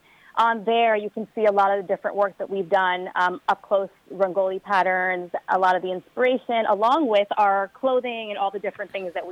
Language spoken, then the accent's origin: English; New York, United States; And I was born and raised in New York and obviously took a lot of influence from them growing up.